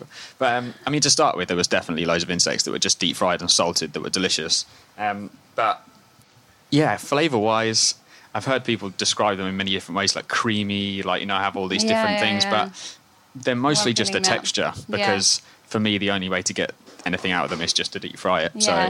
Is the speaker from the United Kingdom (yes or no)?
yes; Scotland, United Kingdom